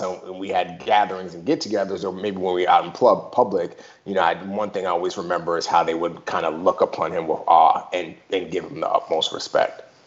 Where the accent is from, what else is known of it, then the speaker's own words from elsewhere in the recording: New York, United States; also born or lived in Nigeria; I grew up in the Bronx and small apartment.